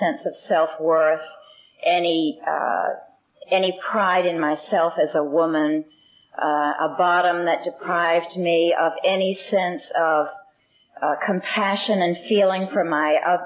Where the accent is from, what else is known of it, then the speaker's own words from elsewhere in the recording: Boston, Massachusetts, United States; I was born in Boston, and I'm the eldest of six children